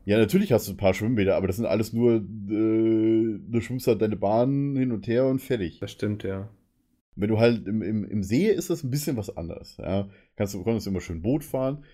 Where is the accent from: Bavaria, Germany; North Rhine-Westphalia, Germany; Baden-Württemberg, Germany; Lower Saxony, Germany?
Bavaria, Germany; a village between Munich and Dachau; now in Berlin, Germany; in meinem Dorf, wo ich herkomme, Kaff, das war direkt zwischen München und Dachau